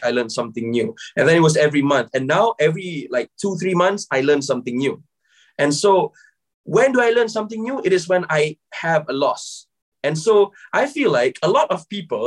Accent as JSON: {"language": "English", "country": "Malaysia", "moved": "yes", "lives_now": "United Kingdom", "said": "I'm originally from Malaysia, yeah. But right now I'm based in the UK."}